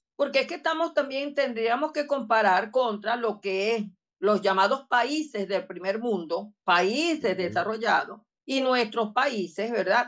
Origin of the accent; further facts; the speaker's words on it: Barinas, Venezuela; soy de Badina